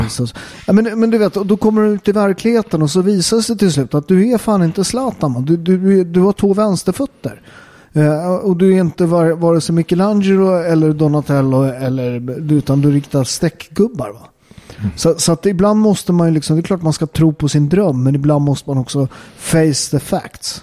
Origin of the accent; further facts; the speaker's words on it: Upplands Väsby, Stockholm County, Sweden; Jag är från Väsby